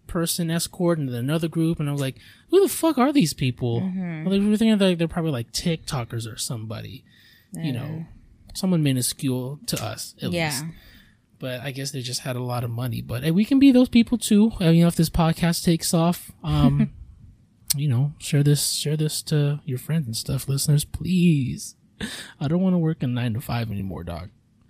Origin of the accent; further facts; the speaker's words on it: Philippines; I mean, if I'm me being Filipino, if I had like a thing of rice